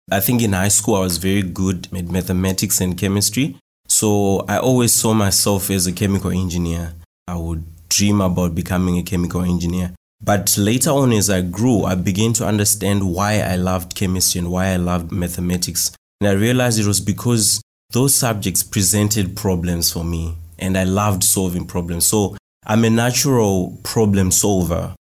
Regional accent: Marondera, Mashonaland East, Zimbabwe; I'm from Marondera in Zimbabwe. So Marondera is a town that was built in between the capital city of Zimbabwe called Harare, and also another town called Mutare.

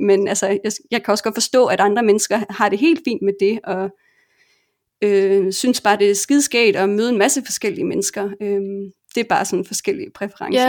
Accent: Denmark; moved away

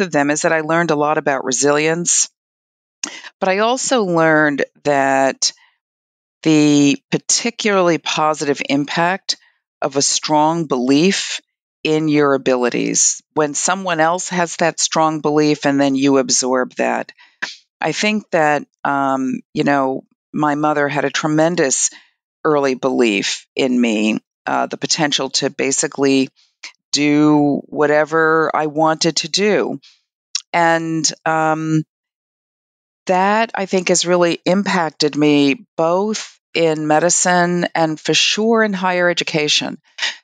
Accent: New York City, New York, United States; I'm from Brooklyn, New York

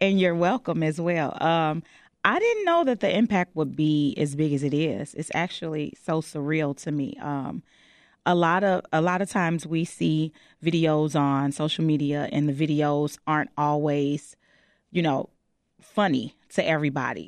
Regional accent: Chicago, Illinois, United States; I'm born and raised on the West Side of Chicago

